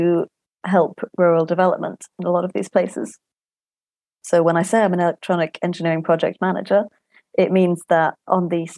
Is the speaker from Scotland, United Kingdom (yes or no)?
yes; Scotland, United Kingdom; now in Cambridge, United Kingdom; I was born in Scotland.